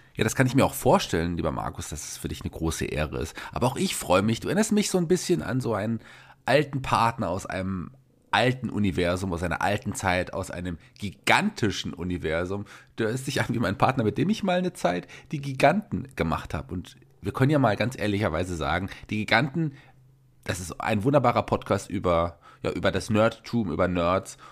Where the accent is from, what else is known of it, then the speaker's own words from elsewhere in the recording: Germany; bei uns in Deutschland